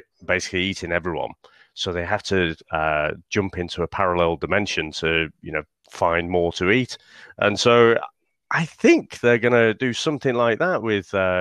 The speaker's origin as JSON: {"language": "English", "country": "United Kingdom", "said": "being a Brit"}